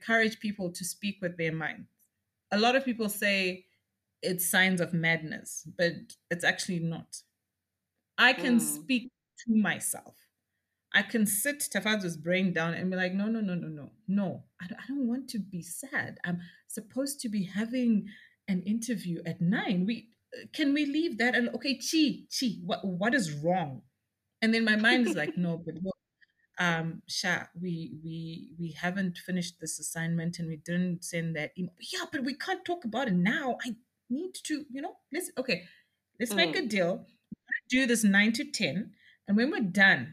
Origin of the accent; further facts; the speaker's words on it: Lowveld, Zimbabwe; I grew up out in the Lowveld and I was out on the sugarcane estates.